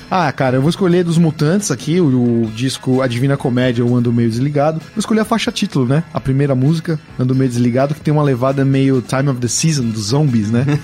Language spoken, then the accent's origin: Portuguese; São Paulo, Brazil; eu sou do bairro da Pompeia, lá em São Paulo